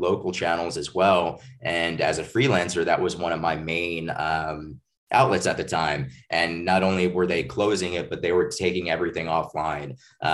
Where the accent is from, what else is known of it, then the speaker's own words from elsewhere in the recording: New Jersey, United States; moved away; also born or lived in Maryland / New York City / Montgomery County, Maryland; I'm from New Jersey originally